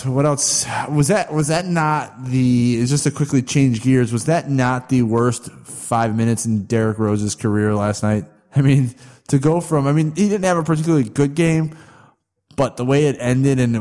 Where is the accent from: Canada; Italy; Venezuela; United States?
Canada; being a Canadian standpoint